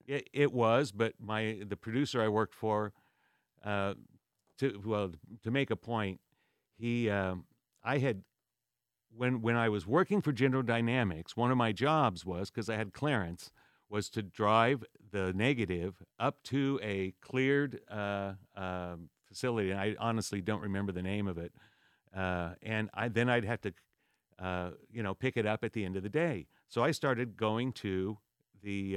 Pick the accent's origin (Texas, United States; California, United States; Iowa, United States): California, United States; Whittier; also born or lived in San Diego, California; Born and raised in Whittier, California, till I was uh, 17